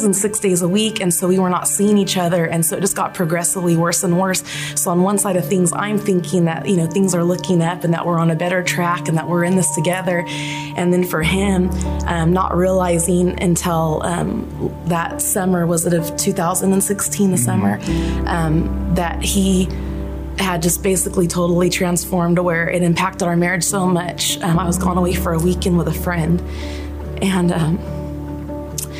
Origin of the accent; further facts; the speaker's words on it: Fresno, California, United States; I'm from Fresno. I was born and raised here